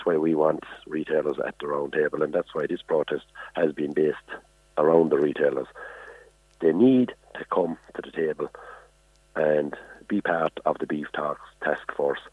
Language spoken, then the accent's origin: English; Ireland; we as Irish farmers